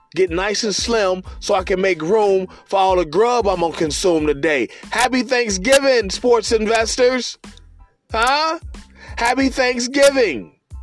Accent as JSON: {"language": "English", "town": "Cincinnati", "region": "Ohio", "country": "United States", "tie": "born or raised there", "said": "my hometown Republic of Cincinnati"}